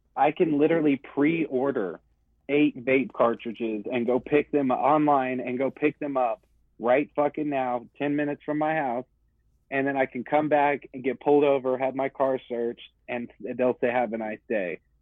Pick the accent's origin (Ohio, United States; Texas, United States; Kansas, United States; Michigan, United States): Texas, United States; Dallas; I'm from Dallas